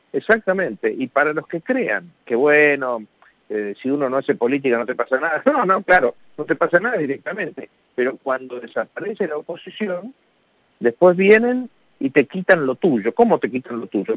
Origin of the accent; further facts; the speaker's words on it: Argentina; somos argentinos